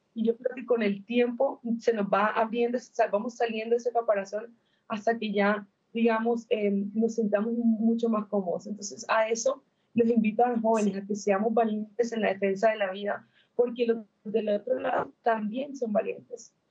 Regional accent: Colombia; yo soy de Colombia

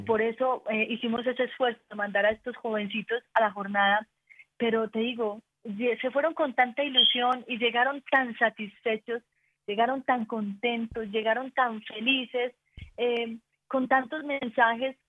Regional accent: Antioquia, Colombia; Somos paisas, somos paisas

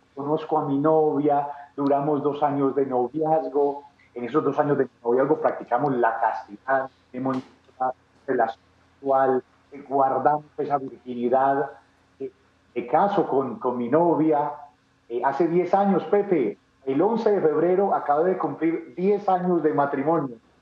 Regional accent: Medellín, Antioquia, Colombia; yo nací en Medellín, Medellín, Colombia. Eh, paisa.

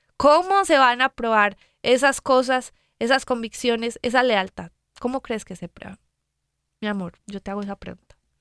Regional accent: Medellín, Antioquia, Colombia; yo soy de Medellín, Colombia.

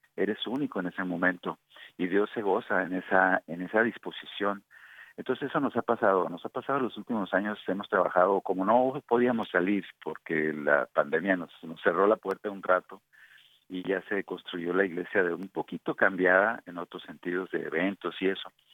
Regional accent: Mexico; como mexicanos que somos

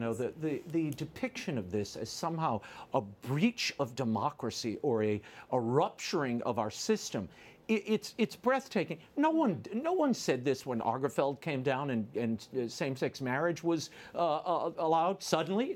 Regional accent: Louisiana, United States; my home state

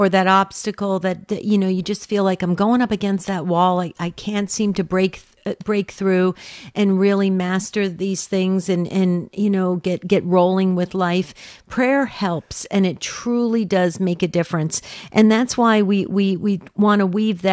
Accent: New Jersey, United States; now in Arizona, United States; I grew up in New Jersey

